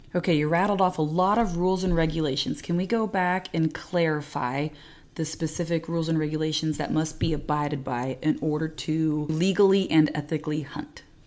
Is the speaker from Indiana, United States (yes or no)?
yes; Indiana, United States; moved away as an adult; also born or lived in Texas; I grew up here in Indiana, and then I went to Texas